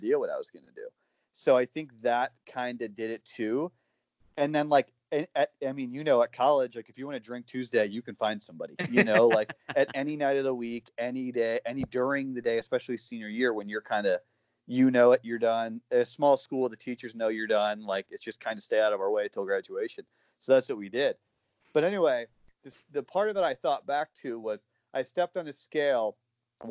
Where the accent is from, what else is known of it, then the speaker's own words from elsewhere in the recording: Ohio, United States; now in Pennsylvania, United States; I'm from Ohio